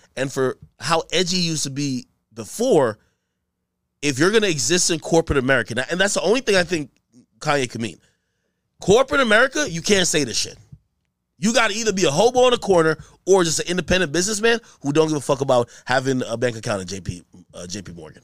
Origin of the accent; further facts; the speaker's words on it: Jamaica; I'm from Jamaica